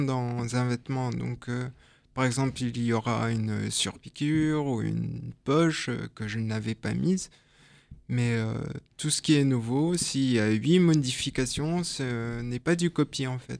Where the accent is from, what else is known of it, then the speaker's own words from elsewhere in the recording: France; moved away as an adult; also born or lived in Belgium; je suis français. Hein. je suis parti en Belgique ah juste pour mes études